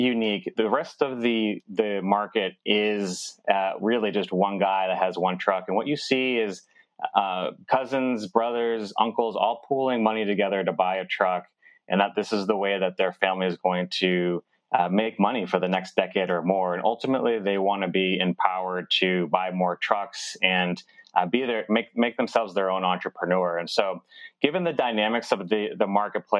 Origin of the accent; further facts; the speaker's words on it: Massachusetts, United States; moved away as an adult; now in Bogota, Colombia; I was born in Bogota, on the streets of Bogota, and abandoned into an orphanage. I was adopted as a baby and grew up in Massachusetts, in this house specifically